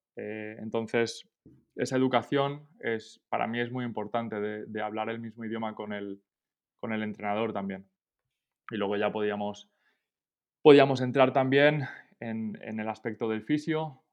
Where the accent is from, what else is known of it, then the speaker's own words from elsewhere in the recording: Esparreguera, Catalonia, Spain; moved away as an adult; also born or lived in Minnesota, United States / Bonn, Germany; now in Paris, France; yo soy de, un pueblo de Barcelona, se llama Esparraguera